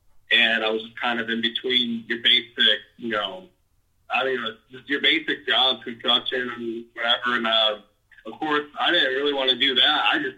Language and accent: English; Clermont, Florida, United States; moved away; I come from Claremont. Small town, man.